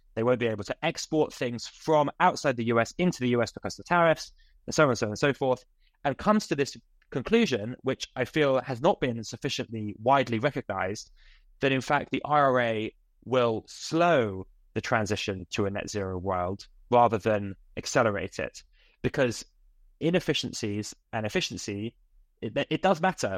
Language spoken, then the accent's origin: English; United Kingdom; as a British person